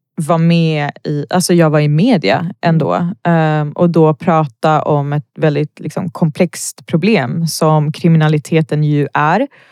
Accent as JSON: {"language": "Swedish", "town": "Botkyrka", "region": "Stockholm County", "country": "Sweden", "tie": "born or raised there", "said": "jag är född och uppvuxen i Botkyrka"}